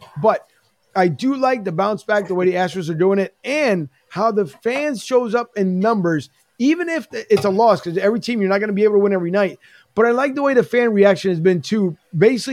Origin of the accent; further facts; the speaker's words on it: Philadelphia, Pennsylvania, United States; both of us were born in Philly